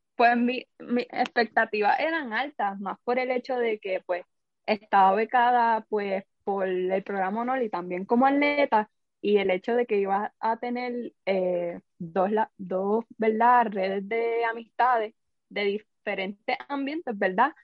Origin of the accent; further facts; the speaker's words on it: Caguas, Puerto Rico; yo soy de Cagua, eh, estudié ahí toda mi vida